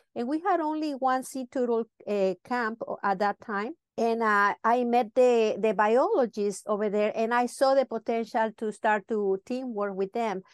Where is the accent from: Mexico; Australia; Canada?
Mexico; Mazatlán, Sinaloa; English is a second language; moved away as an adult; now in Los Cabos, Mexico; I grew up in Mazatlan.